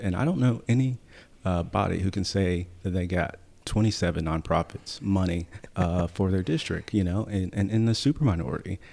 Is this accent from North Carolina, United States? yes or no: yes; High Point, North Carolina, United States; I was born and raised in High Point